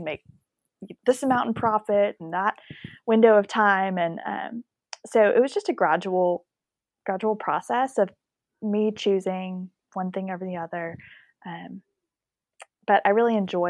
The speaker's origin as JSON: {"language": "English", "town": "Houston", "region": "Texas", "country": "United States", "moved": "as an adult", "lives_now": "Dallas, United States", "said": "I'm originally from Houston, but having gone to SMU, ended up in Dallas, where our Hazen & Co. office is based now."}